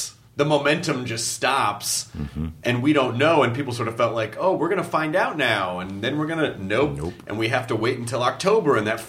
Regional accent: the South, United States; he was that guy you know, especially growing up in the South, like, oh, that's your uncle.

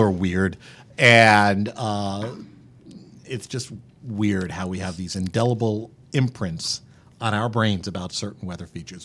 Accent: around the New York City area, United States; And I grew up just around the New York City area

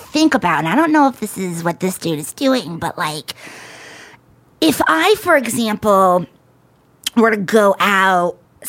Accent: Rhode Island, United States; now in New York, United States; I'm from Rhode Island.

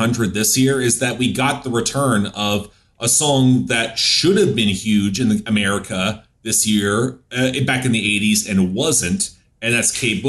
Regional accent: Canada; I'm Canadian.

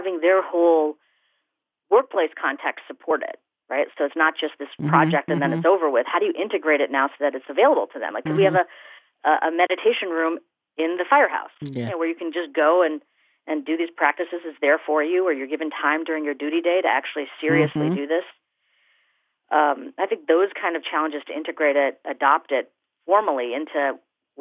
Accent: India; as an Indian woman

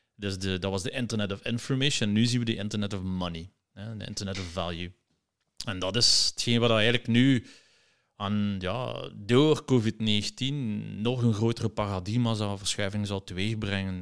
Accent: Ghent, Flanders, Belgium; een geboren en getogen Gentenaar.

